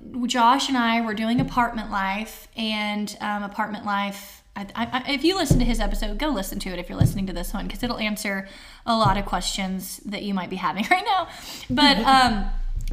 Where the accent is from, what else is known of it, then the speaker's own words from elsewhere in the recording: Arkansas, United States; we're from Arkansas, bridges and mountains everywhere